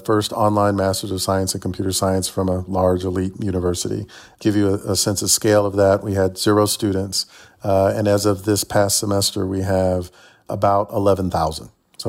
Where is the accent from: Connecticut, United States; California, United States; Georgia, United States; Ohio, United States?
Georgia, United States; Atlanta; also born or lived in Chattanooga, Tennessee / Massachusetts; as you can tell by my accent, I'm from Chattanooga, Tennessee, but my earliest memory is arriving in Atlanta on a moving truck at the age of 3. So I think of myself as being from Atlanta.